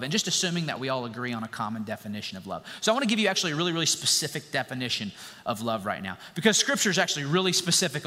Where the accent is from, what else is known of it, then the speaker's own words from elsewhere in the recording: United States; us as American citizens